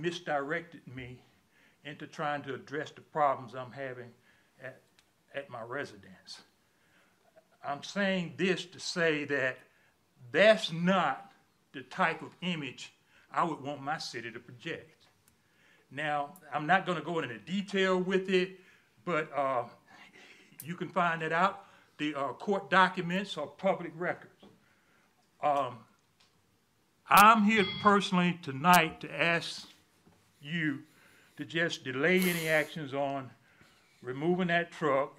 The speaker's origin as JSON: {"language": "English", "town": "Auburn", "country": "United States", "tie": "born or raised there", "said": "I'm from Auburn. I was born and raised in Auburn"}